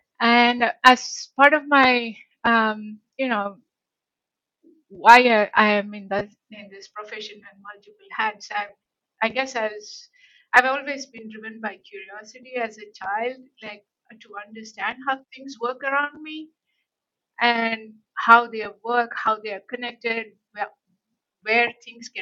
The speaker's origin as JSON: {"language": "English", "country": "India", "also_born_or_lived": "Canada", "moved": "yes", "lives_now": "United States", "said": "Geographically, I'm from India, earlier part of my life, mm-hmm. and the latter parts of my life has been in the US and Canada for the past few decades."}